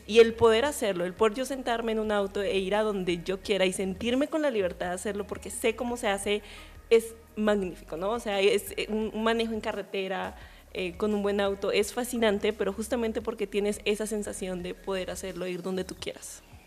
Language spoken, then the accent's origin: Spanish; Colombia; soy colombiana